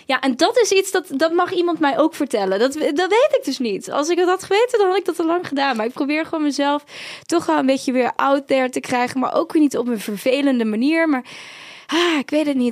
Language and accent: Dutch; Heerlen, Limburg, Netherlands; moved away; also born or lived in Utrecht; ik kom eigenlijk uit Zuid-Limburg